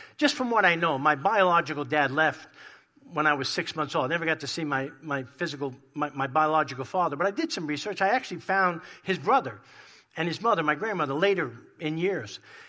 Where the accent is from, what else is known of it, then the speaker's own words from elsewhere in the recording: New York, United States; moved away; growing up in New York in a crazy, dysfunctional Italian family